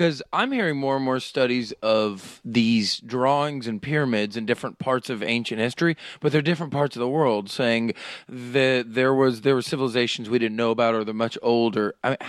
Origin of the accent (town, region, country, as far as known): Oklahoma, United States